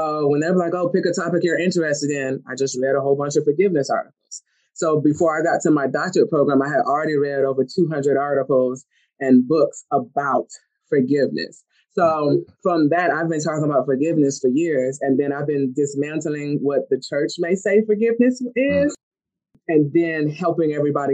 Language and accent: English; Colorado, United States; also born or lived in Germany / Michigan; I was born in Germany, raised in Colorado, and then moved to Michigan.